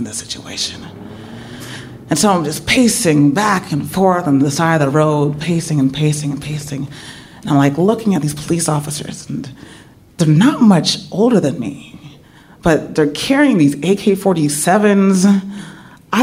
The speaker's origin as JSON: {"language": "English", "town": "San Francisco", "region": "California", "country": "United States", "said": "I'm from San Francisco."}